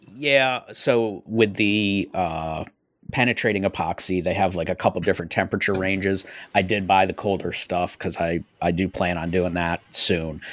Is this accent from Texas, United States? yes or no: no; upstate New York, United States; moved away; I'm from upstate New York, so I've got family up there.